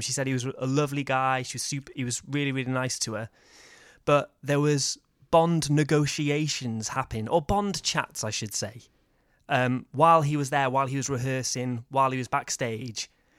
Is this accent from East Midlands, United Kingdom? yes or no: no; Wales, United Kingdom; So I'm from Wales, so he's a Welshman like me.